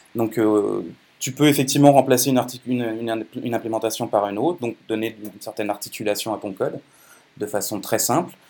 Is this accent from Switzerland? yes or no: no; France; moved away; also born or lived in Quebec; Je suis né en France, euh, j'ai passé pas mal de temps au Québec et maintenant je suis franco-canadien